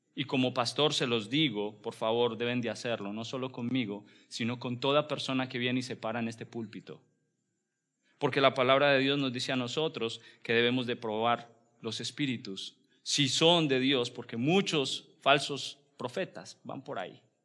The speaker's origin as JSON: {"language": "Spanish", "country": "Colombia", "said": "como buen colombiano, buen hispano que somos"}